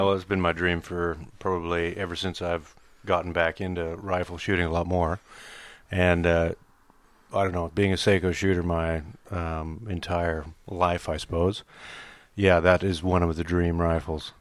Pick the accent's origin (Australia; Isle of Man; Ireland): Australia; accent: American; also born or lived in United States; I've been here thirty years, so I've grown up as an Australian, um, moved out here when I was eight years old